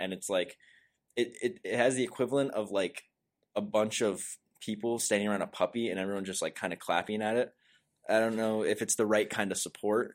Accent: River Falls, Wisconsin, United States; also born or lived in Prescott; we grew up in River Falls at first before moving to Prescott

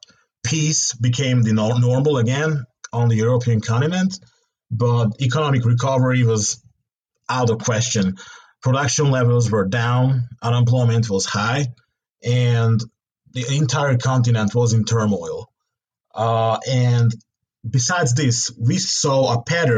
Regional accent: Budapest, Hungary; moved away as an adult; also born or lived in Texas; born and raised in Budapest, Hungary

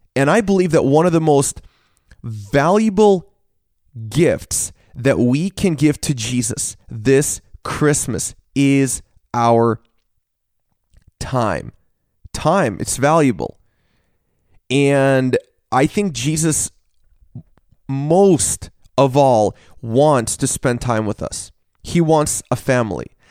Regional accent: Washington, United States; I grew up in Washington State

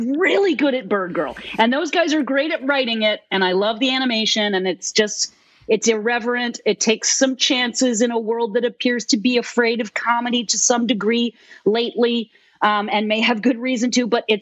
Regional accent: Massachusetts, United States; moved away; growing up in Massachusetts

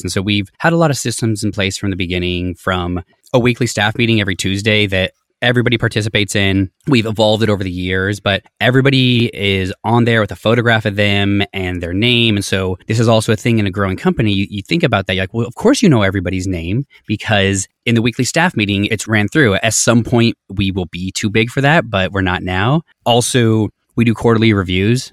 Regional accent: Colorado, United States; I grew up in Colorado, very like lower middle class family

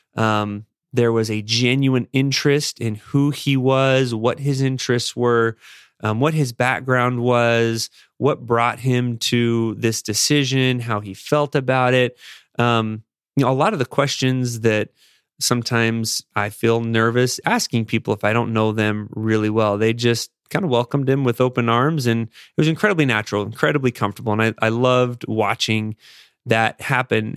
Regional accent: Las Vegas, Nevada, United States; moved away; also born or lived in Chicago; growing up in Las Vegas and serving a mission in Chicago

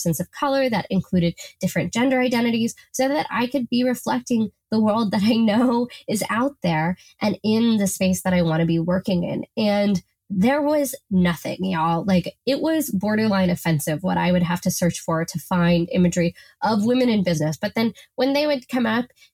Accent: Seattle, Washington, United States; We're both from Seattle

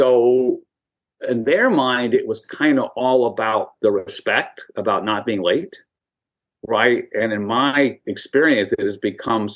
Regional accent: Manhattan Beach, California, United States; also born or lived in Hollywood; I grew up in Manhattan Beach, four blocks from the beach, two blocks from the pier

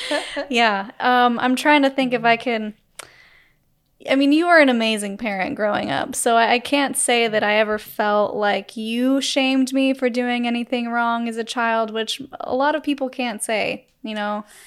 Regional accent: Utah, United States; we grew up in Utah

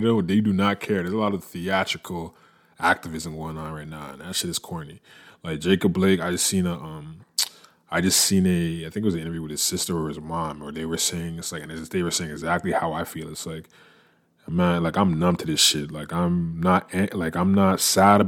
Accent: Canada; moved away as an adult; also born or lived in United States; I'm a Canadian, and I been working in the States for the majority of the last decade, working in the United States

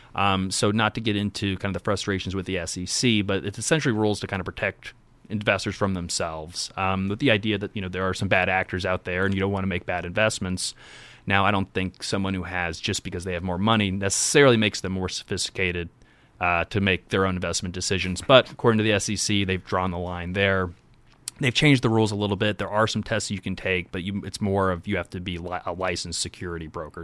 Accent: Indianapolis, Indiana, United States; born and raised in Indiana. Um, born on the, the west side of Indy, kind of Pike Township

